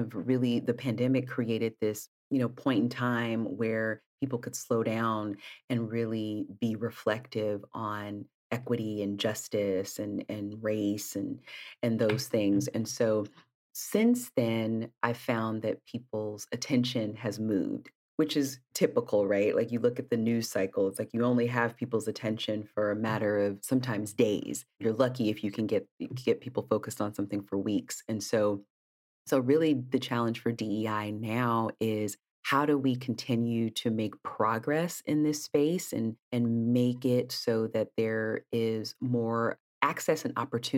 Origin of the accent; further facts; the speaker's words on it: East Palo Alto, California, United States; I grew up in Northern California in a town called East Palo Alto